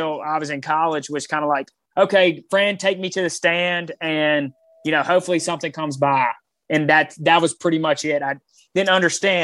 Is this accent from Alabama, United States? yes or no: yes; Mobile, Alabama, United States; moved away as an adult; I grew up in Mobile